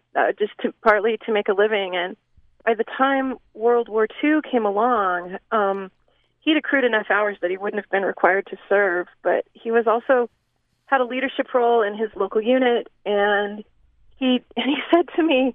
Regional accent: the West, United States; part of what I love about growing up in the West are, you know, our wide open spaces

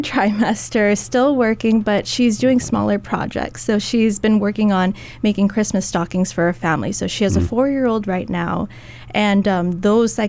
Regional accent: United States; as a Filipino American

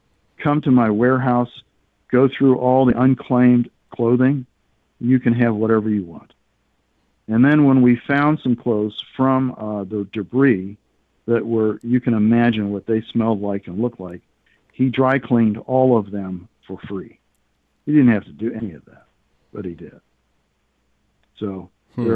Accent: United States; now I'm a refugee. And I'm an American

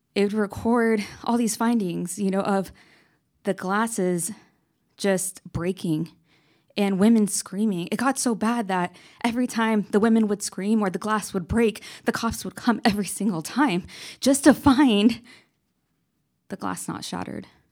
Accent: Lakewood, California, United States; I'm originally from Lakewood, California

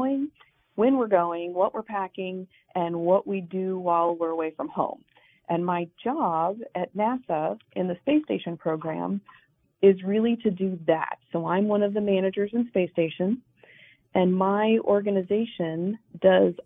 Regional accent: Wyoming, United States; I grew up in Wyoming

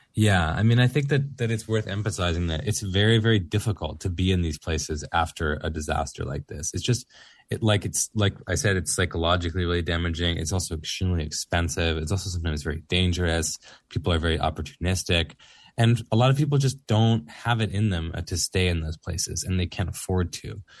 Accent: Florida, United States; moved away; I'm from Florida originally

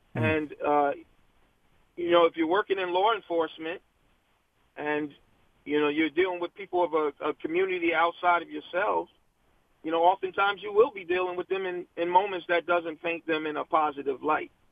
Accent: Virginia, United States; now in New Jersey, United States; I was born in Virginia. And, mm. uh, unfortunately, left and came to New Jersey

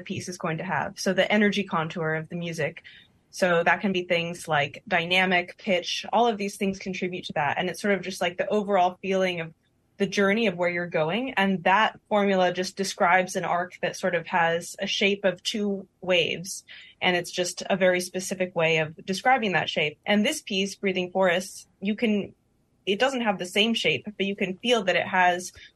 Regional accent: Berkeley, California, United States; I grew up here in the Bay Area in Berkeley

